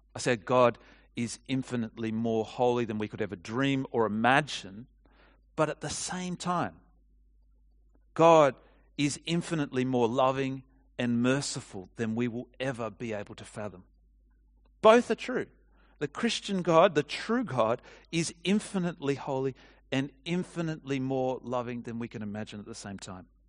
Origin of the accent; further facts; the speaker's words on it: Australia; what comes naturally to us from being Australian